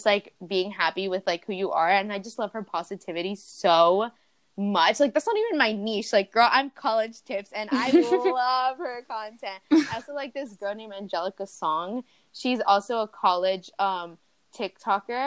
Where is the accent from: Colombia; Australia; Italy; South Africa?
Colombia; now in United States; I'm not American, guys. I'm Colombian. I just live here